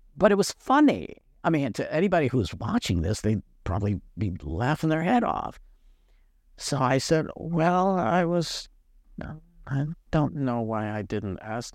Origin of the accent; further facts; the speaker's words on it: Niagara Falls, New York, United States; now in Mississippi, United States; I'm not a native Mississippian. Um, I was born in Western New York, Niagara Falls, to be exact